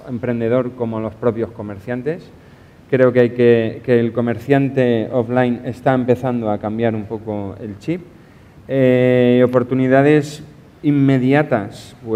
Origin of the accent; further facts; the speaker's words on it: Novelda, Valencian Community, Spain; por lo menos de donde yo vengo, en Novelda hay una cantidad de gente que sabe hacer de todo y con gracia y con arte